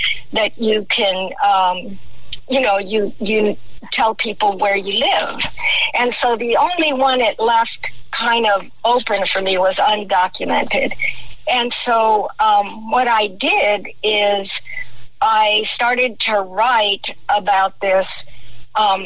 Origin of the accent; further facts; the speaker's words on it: El Paso, Texas, United States; moved away; I'm formerly from El Paso. I was born and raised there.